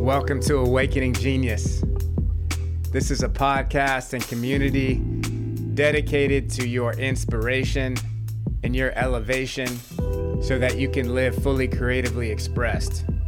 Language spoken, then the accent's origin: English; Atlanta, Georgia, United States; I'm from Atlanta